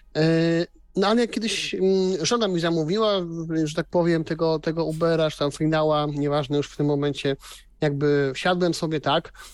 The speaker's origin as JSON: {"language": "Polish", "region": "Silesian Voivodeship", "country": "Poland", "said": "u mnie na Śląsku, no jednak wiecie, no to aglomeracja"}